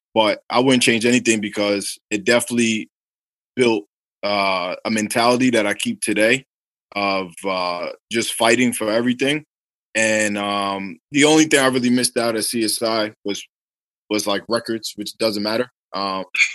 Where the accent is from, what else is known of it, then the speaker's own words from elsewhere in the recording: New York City, New York, United States; I'm from Staten Island